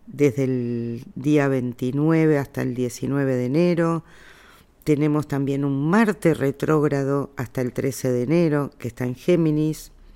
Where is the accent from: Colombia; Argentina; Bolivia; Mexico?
Argentina; yo soy argentina